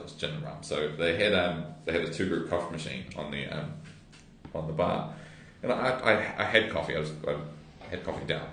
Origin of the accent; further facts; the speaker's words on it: Waikato Beach, New Zealand; now in Wellington, New Zealand; growing up in Waikato Beach